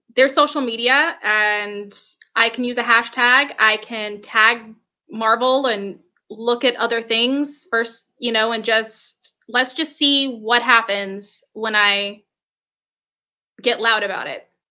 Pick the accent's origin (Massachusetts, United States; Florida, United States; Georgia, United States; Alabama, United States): Georgia, United States; Macon; also born or lived in Atlanta; I'm from Macon